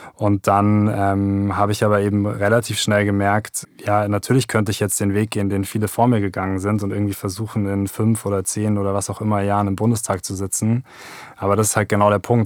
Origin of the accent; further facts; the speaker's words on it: Germany; bei uns in Deutschland